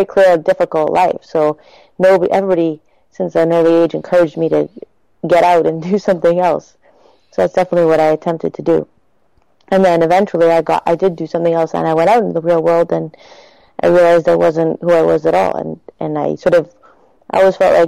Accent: Toronto, Ontario, Canada; also born or lived in Quebec City / Montreal; Originally, I'm from Toronto, and then I lived in Quebec City briefly, Montreal for a long time, and then I found myself back in Toronto

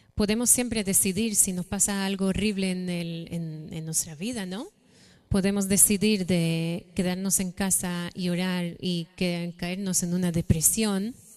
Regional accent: Israel; moved away as an adult; nací en Israel, eh, mi familia está ahí.

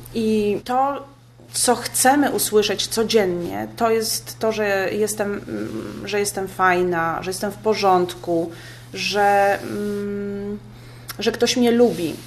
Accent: Poland; ja jestem z Polski

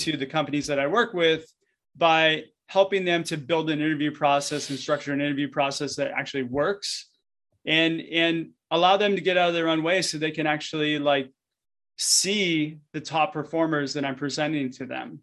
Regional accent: Southern California, United States; I grew up in SoCal, and essentially, like, my life was surfing when I was a kid

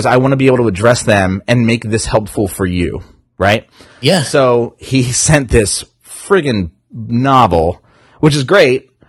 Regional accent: New Jersey, United States; and I'm from Jersey, so it's water.

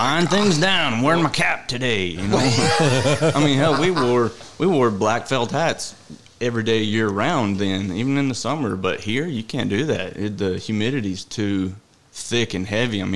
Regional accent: Canyon, Texas, United States; I was born and raised in Canyon, Texas, just south of Amarillo

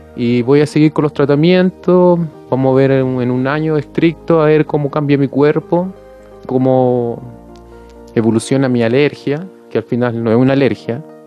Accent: Punta Arenas, Magallanes and Chilean Antarctica, Chile; soy de Punta Arenas Magallanes, a la Patagonia, al sur de Chile

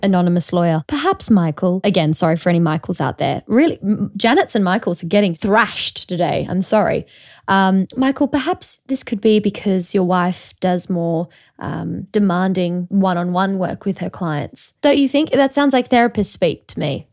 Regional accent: Australia; also born or lived in Sydney; now in London, United Kingdom; as an Australian

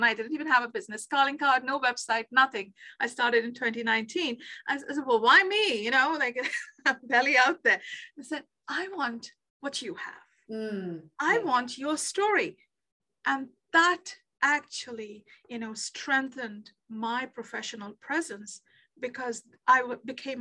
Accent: Kolkata, West Bengal, India; moved away as an adult; also born or lived in Netherlands; now in Canada; when I was growing up in Calcutta, India

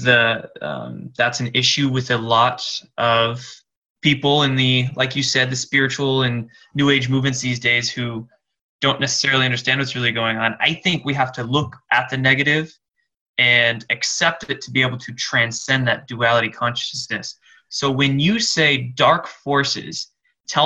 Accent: Seattle, Washington, United States; I'm from Seattle here

